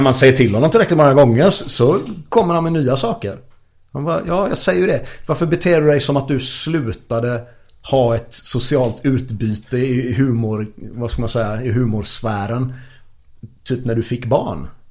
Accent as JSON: {"language": "Swedish", "town": "Gothenburg", "region": "Västra Götaland", "country": "Sweden", "said": "jag är göteborgare"}